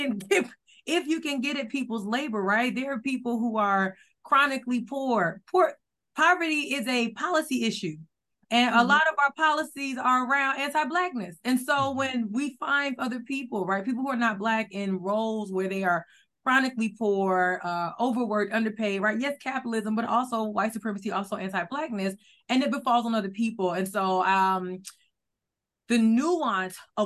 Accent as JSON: {"language": "English", "region": "the South", "country": "United States", "moved": "yes", "lives_now": "New Jersey, United States", "said": "I'm from the South."}